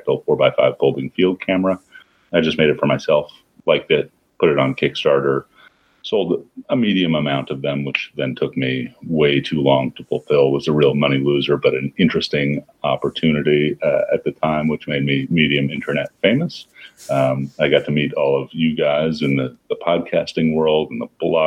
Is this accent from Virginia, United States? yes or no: no; New York City, New York, United States; I grew up in New York. I thought I was a mountain adventurer, which meant that I used to collect backpacking gear and walk around the Bronx